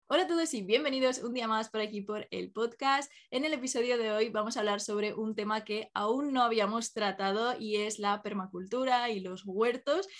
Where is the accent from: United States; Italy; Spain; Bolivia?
Spain; Málaga, Andalusia; now in Pamplona, Spain; yo que soy de, o sea, que me crié en Málaga